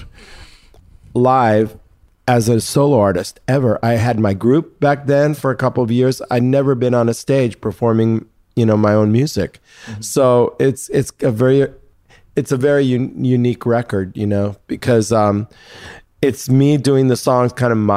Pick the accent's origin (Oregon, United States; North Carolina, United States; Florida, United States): Florida, United States; Miami; I'm actually Cuban. Mm-hmm. And I grew up in Miami. And I went to high school in Miami Beach High